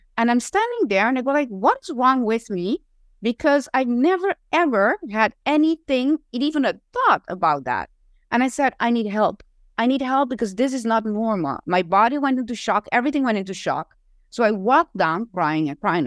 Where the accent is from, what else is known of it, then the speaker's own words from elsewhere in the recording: Curaçao; now in Aruba; I was not from Aruba. I was born in Curacao